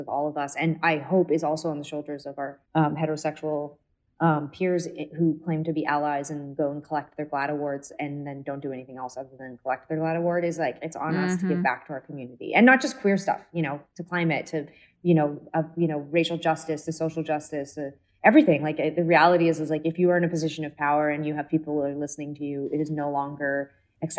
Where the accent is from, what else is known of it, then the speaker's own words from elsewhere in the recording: Canada; we come from Canada and had certain privileges